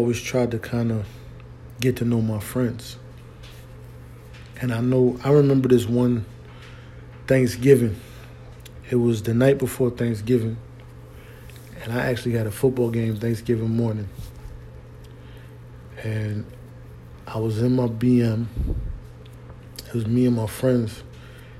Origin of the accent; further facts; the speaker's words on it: Philadelphia, Pennsylvania, United States; moved away as an adult; also born or lived in Washington, D.C.; although I was raised in Philly, I became a man in D.C.